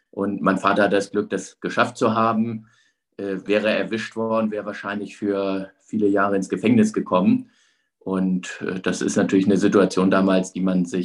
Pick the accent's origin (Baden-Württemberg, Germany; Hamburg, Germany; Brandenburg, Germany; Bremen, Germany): Hamburg, Germany; ich bin ja in Hamburg aufgewachsen, also ich hab, bin jetzt mit der DDR nicht groß in Berührung gekommen